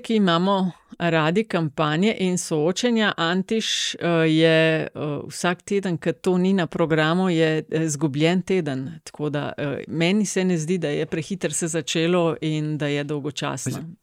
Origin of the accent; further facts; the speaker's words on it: Kočevje, Slovenia; prihajam iz Kočevja